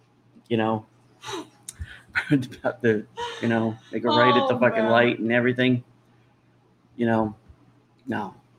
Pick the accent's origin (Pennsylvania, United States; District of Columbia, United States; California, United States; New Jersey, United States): New Jersey, United States; I am embarrassed to say I'm from New Jersey now after this.